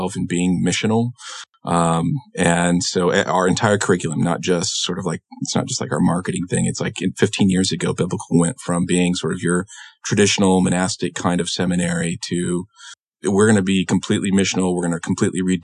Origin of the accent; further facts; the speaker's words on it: Illinois, United States; moved away as an adult; it's a really small rural town in Illinois is where I grew up